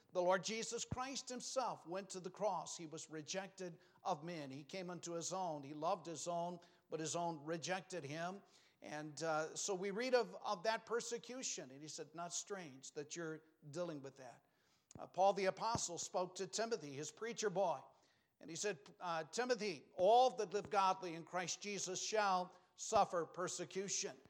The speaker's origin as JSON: {"language": "English", "region": "New Mexico", "country": "United States", "tie": "born or raised there", "said": "I grew up in New Mexico."}